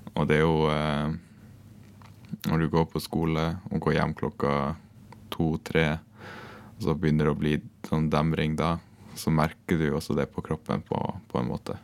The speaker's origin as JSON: {"language": "Norwegian", "town": "Gratangen", "region": "Troms", "country": "Norway", "tie": "born or raised there", "said": "jeg er fra Grattangen i uh, Troms"}